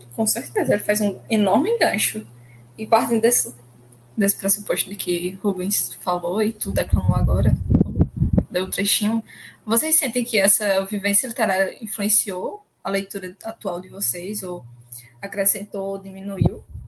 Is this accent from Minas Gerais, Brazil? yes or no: no; Arcoverde, Pernambuco, Brazil; Como eu sou de Arco Verde, a gente tem muita questão do samba de popular